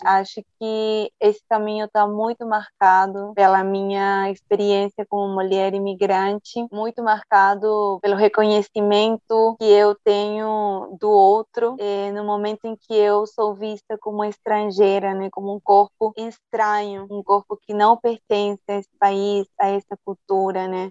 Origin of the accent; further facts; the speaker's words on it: Lima, Peru; Portuguese is a second language; moved away as an adult; also born or lived in Cusco, Peru / Bolivia; now in Brazil; Eu fui criada em Lima